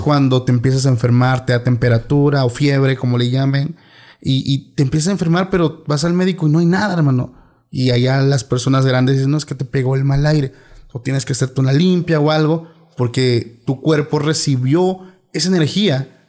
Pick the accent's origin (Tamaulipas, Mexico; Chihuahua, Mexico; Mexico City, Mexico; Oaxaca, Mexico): Oaxaca, Mexico; moved away; soy de Oaxaca